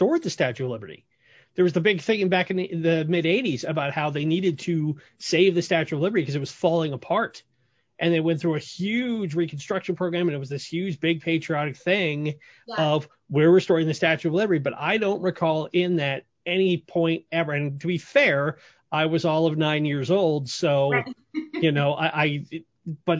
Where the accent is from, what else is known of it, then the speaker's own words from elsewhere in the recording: Boston, Massachusetts, United States; moved away; also born or lived in Portland, Oregon; growing up in Boston